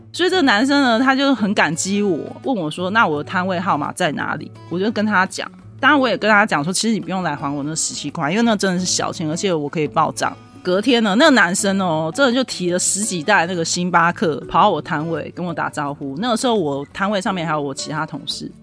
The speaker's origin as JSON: {"language": "Chinese", "country": "Taiwan", "said": "他一知道我是台湾人"}